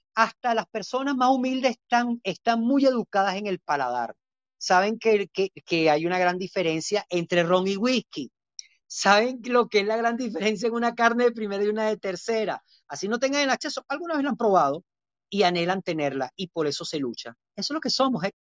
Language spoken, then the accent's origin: Spanish; Venezuela; Evidentemente conoce mi acento. bueno, yo vengo de Venezuela